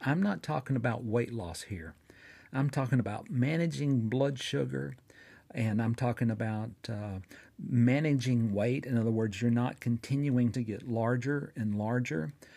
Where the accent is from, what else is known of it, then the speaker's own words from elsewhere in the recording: Fort Payne, Alabama, United States; here in my hometown of Fort Payne, Alabama